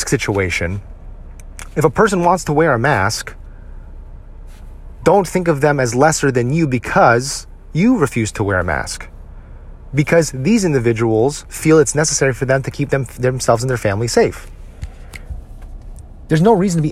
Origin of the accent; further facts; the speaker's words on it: United States; a Filipino American